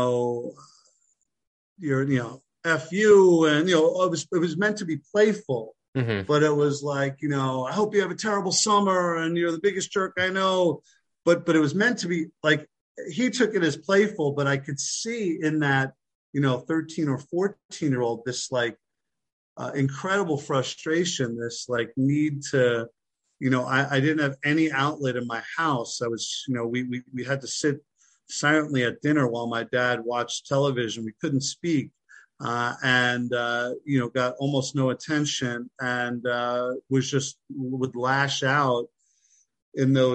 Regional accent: Long Island, New York, United States; moved away as an adult; also born or lived in Philadelphia; I'm from Long Island, New York.

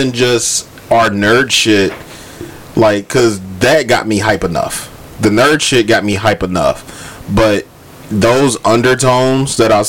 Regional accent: United States; Growing up in America

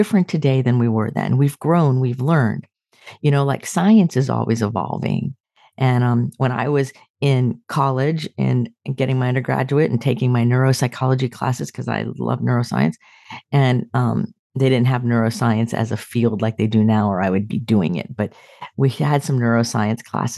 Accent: Sarasota, Florida, United States; moved away; when I go home to my hometown, Sarasota, I drive by my childhood home

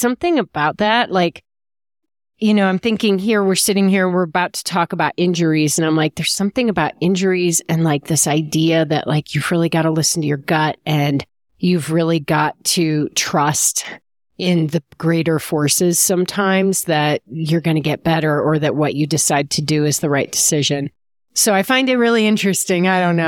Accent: Illinois, United States; You know, I'm from the Chicago suburbs.

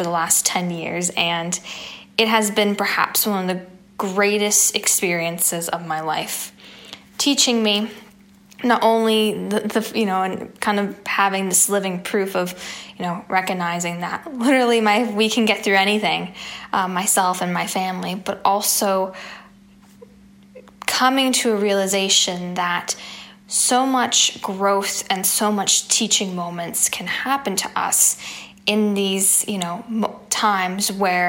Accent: Pittsburgh, Pennsylvania, United States; in my hometown of Pittsburgh, Pennsylvania.

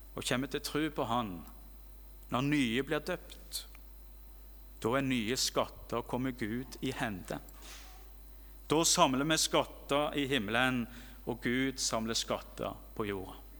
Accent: Rogaland, Norway; hjemme i Rogaland

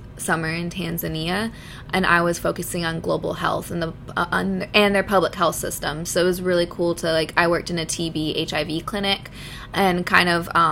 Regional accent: Chapel Hill, North Carolina, United States; I'm from Chapel Hill

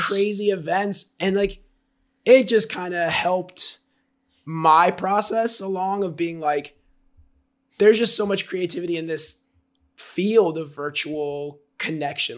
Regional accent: Jersey Shore, New Jersey, United States; now in Austin, United States; I grew up on the Jersey Shore and I'm Italian

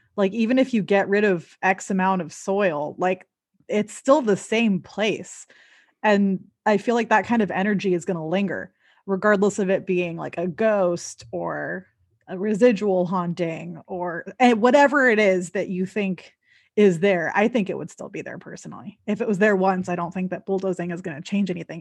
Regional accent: Southern California, United States; now in Seattle, United States; I live in Seattle. I'm originally from the Southern California area

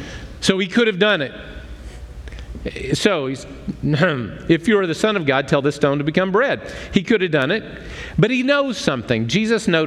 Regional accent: United States; I'm an American.

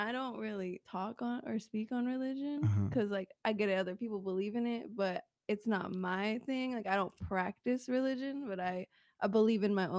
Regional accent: Las Vegas, Nevada, United States; also born or lived in Pahrump, Nevada; No, I grew up in Vegas. Uh-huh. And then when I was like 16, I moved out to Perump.

